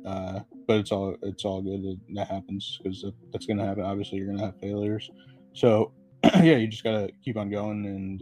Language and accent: English; Connecticut, United States; I'm from Connecticut